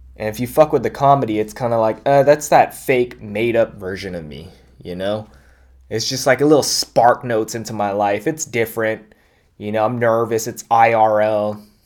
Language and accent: English; Bay Area, California, United States; growing up in the Bay Area